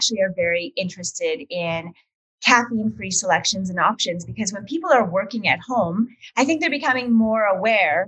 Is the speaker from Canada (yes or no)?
yes; Alberta, Canada; I grew up in Alberta